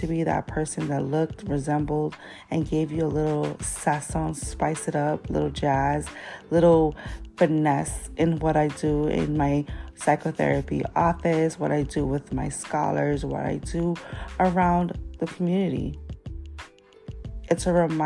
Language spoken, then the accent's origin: English; New York City, New York, United States; Growing up in the Bronx